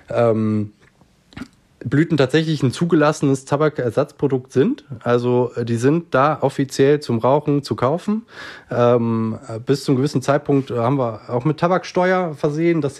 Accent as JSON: {"language": "German", "country": "Switzerland", "said": "Bei uns in der Schweiz ist es ja so, dass jetzt kürzlich tatsächlich die ersten Schritte zu äh, Freizeitcannabis eben auch noch äh, ähm, gemacht wurden."}